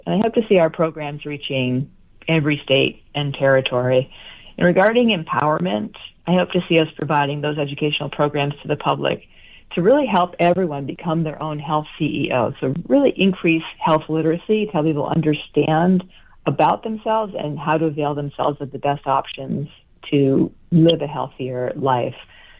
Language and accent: English; Vermont, United States; moved away as an adult; I came from Vermont to attend Bastyr University, and I'm still living here. So I'm an example of somebody who's from another state, but I transplanted here because of the school.